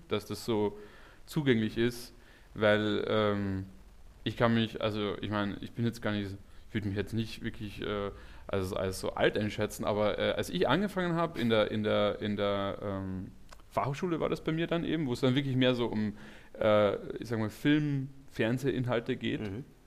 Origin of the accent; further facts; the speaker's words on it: Carinthia, Austria; moved away as an adult; now in Berlin, Germany; ich komme eigentlich aus dem Süden von Österreich, das ist direkt äh, neben Slowenien und Italien.